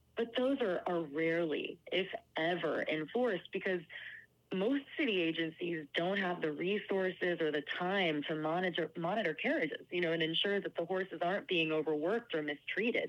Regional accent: New York, United States; I'm a New Yorker

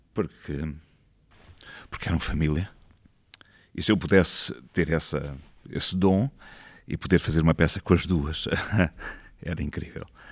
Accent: Lisbon, Portugal; also born or lived in Vilamoura, Algarve / Loulé; eu sou de Lisboa, mas passei lá a minha adolescência

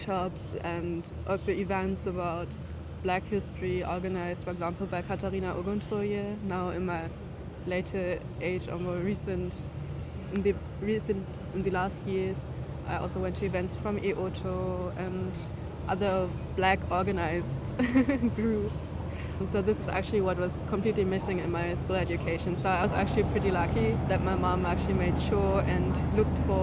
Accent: Berlin, Germany; I grew up in Berlin, so my whole education is, or all of the system I went through were in Berlin

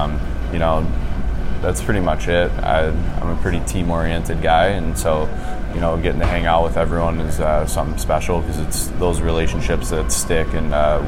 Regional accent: Maryland, United States; I'm from Maryland, and so being from Maryland, you kind of have to play lacrosse at some point in your life.

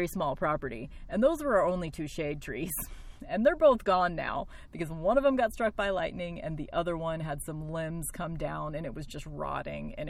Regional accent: Tornado Alley, next to Kansas, Midwest, United States; my hometown that I still live

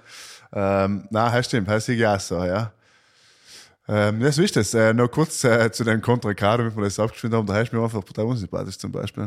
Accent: South Tyrol, Trentino-Alto Adige, Italy; Wir als Südtiroler

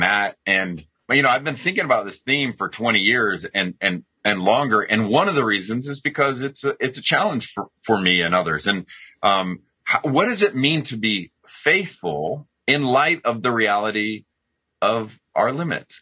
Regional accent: United States; I'm an American

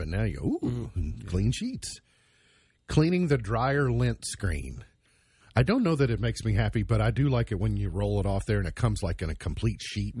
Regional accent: Kentucky, United States; I'm from Kentucky.

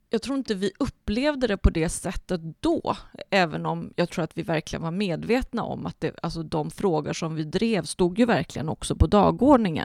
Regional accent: Mark Municipality, Västra Götaland, Sweden; blev jag vald till nej till EU-ordförande i min hemkommun

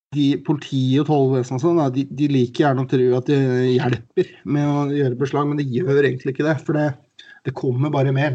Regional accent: Oslo, Norway; moved away; Jeg er jo fra Oslo, men jeg bodde, har bodd litt rundt omkring.

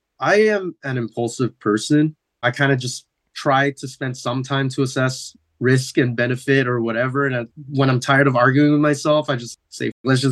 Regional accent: San Diego, California, United States; growing up in San Diego

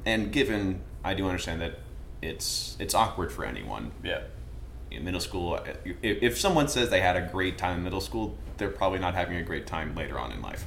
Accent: Vermont, United States; now in Charleston, United States; I come from Vermont

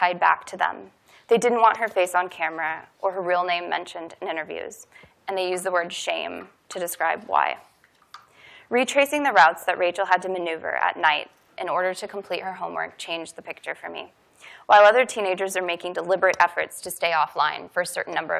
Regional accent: Kansas City, Missouri, United States; moved away; my hometown of Kansas City

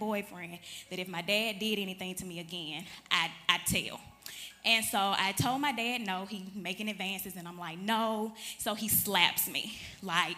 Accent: Chattanooga, Tennessee, United States; I'm from Chattanooga, Tennessee

